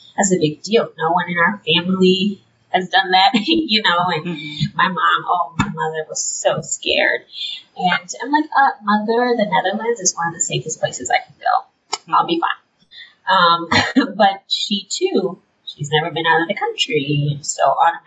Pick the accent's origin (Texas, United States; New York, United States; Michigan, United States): Michigan, United States; Detroit; moved away as an adult; now in Grand Rapids, United States; I grew up in Detroit, born and raised, and I never left Detroit until I went to college